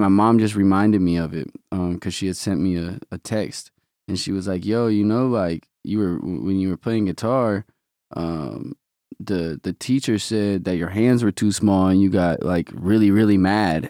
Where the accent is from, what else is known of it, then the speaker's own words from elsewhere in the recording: Omaha, Nebraska, United States; moved away as an adult; now in Los Angeles, United States; Omaha raised me, obviously, till nineteen